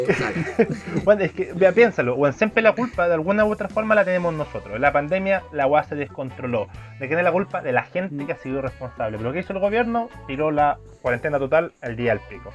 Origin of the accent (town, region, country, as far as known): Chile